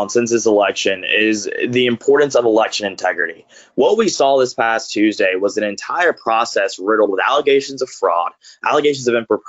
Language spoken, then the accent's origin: English; Grovetown, Georgia, United States; It's kind of a wild story. I grew up in the Deep South, raised by grandparents who were as progressive as you can come.